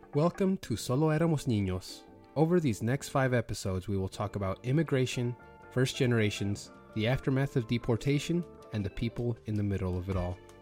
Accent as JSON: {"language": "English", "town": "Logan", "region": "Utah", "country": "United States", "tie": "born or raised there", "also_born_or_lived": "California / Idaho", "moved": "yes", "lives_now": "Georgia, United States", "said": "my parents actually decided to move up to Cache Valley in specifically Logan, Utah"}